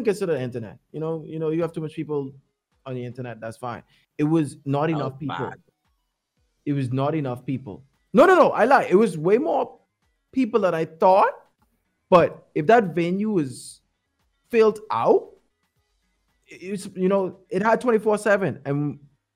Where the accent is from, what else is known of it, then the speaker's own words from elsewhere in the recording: Bahamas; we're from Bahamas